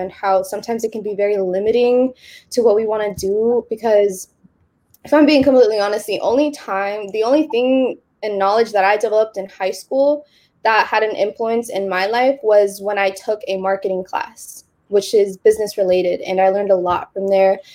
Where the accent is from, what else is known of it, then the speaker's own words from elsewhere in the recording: Bay Area, California, United States; some ordinary girl from the Bay Area